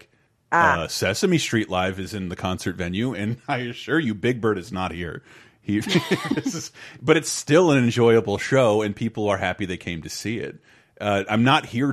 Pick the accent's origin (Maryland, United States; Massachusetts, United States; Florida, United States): Florida, United States; growing up in Florida